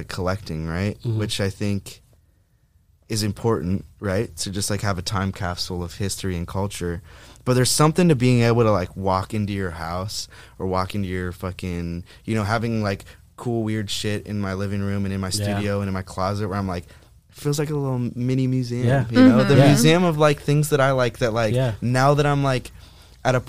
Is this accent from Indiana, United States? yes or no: yes; Indiana, United States; now in Los Angeles, United States; But Indiana, I mean, not for adult me. It served child me well